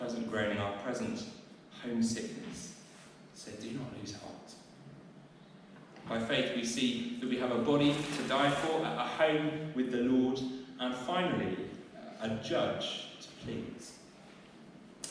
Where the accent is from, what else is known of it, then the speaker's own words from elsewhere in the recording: Southampton, South East England, United Kingdom; now in Winchester, United Kingdom; I grew up in Southampton. That used to be my home.